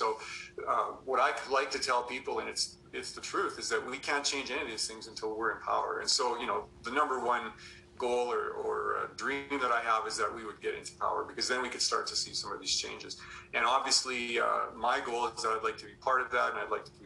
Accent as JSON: {"language": "English", "town": "Yorkton", "region": "Saskatchewan", "country": "Canada", "tie": "born or raised there", "said": "I grew up in Saskatchewan, grew up in Yorkton, a town about 3 hours away from Saskatoon."}